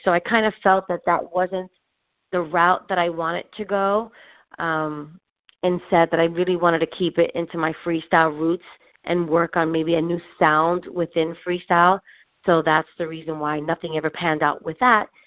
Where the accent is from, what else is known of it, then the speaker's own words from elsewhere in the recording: New York City, New York, United States; now in New Jersey, United States; I was born and raised in Spanish Harlem, um, but then I moved out to New Jersey.